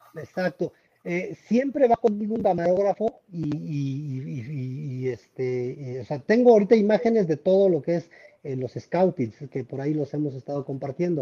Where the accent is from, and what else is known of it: Mexico